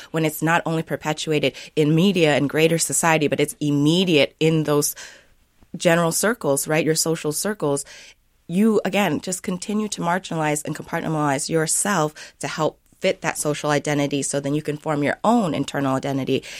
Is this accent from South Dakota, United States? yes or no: yes; Sioux Falls, South Dakota, United States; now in Minnesota, United States; I grew up in Sioux Falls, South Dakota